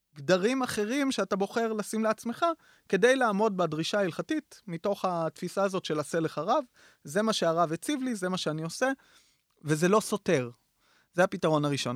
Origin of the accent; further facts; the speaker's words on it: Lavi, Northern District, Israel; גדלתי בקיבוץ לביא, אה, שזה קיבוץ דתי ליד טבריה